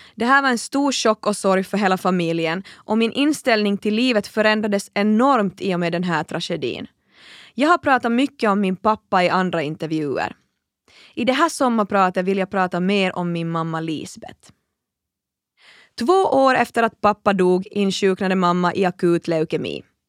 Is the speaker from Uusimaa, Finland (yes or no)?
no; Kaskinen, Ostrobothnia, Finland; jag är född och uppvuxen i Finlands minsta stad